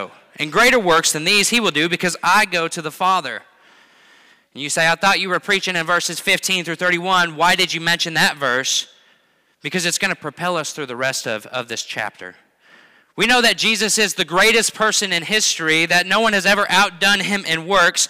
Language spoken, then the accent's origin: English; Missouri, United States; I'm from Missouri